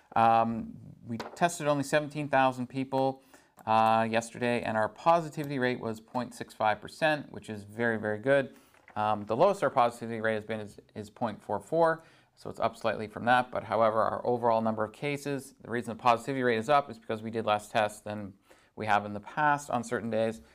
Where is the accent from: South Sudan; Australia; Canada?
Canada; Barrie, Ontario; now in Sault Ste. Marie, Canada; I grew up just outside of Barrie